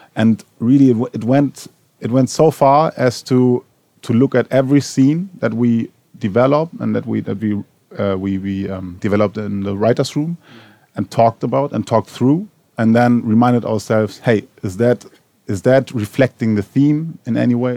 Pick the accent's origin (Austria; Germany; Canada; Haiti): Germany; Berlin; I am from Berlin Neukölln and, and Tempelhof, so was raised there